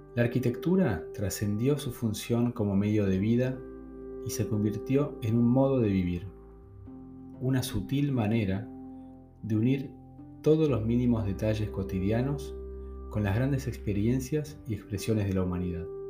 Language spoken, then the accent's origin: Spanish; Argentina; en mi país está mi gente, están las personas que conozco